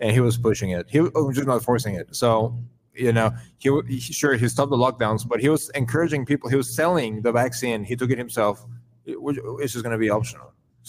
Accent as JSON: {"language": "English", "country": "Mexico", "moved": "yes", "said": "I'm from Mexico."}